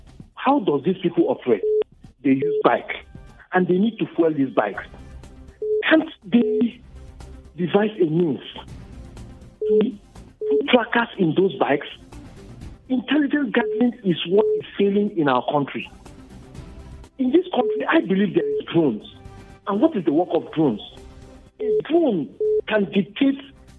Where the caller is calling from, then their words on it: Bukuru, Plateau, Nigeria; I'm calling from Bukuru.